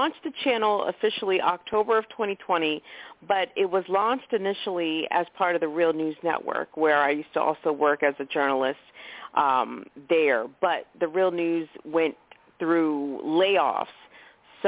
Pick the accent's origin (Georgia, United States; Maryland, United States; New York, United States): Maryland, United States; I'm from Maryland originally